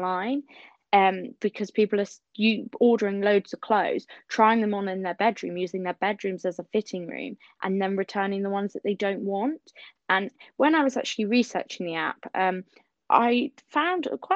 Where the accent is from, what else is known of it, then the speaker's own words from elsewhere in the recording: Southampton, South East England, United Kingdom; I'm from Southampton in the UK and England.